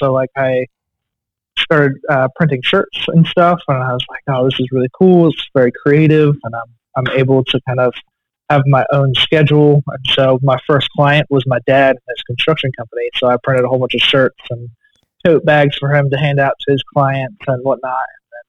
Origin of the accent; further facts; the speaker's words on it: Eugene, Oregon, United States; moved away as an adult; now in Virginia, United States; So I am actually not from Virginia. I am from Eugene, Oregon.